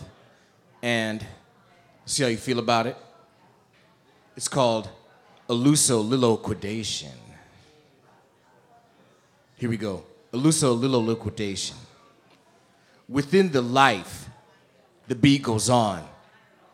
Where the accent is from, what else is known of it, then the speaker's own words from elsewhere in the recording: South Bend, Indiana, United States; moved away as an adult; now in New York, United States; I've been in New York 15 years, but I'm originally from Northwest Indiana, South Bend